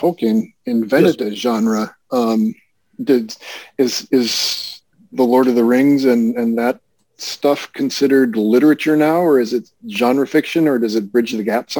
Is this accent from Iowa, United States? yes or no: yes; Iowa, United States; I'm from Iowa